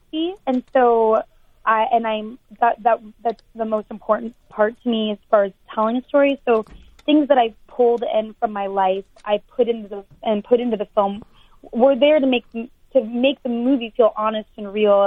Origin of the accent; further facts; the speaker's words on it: Texas, United States; I'm from Texas, and I went to college in Austin at UT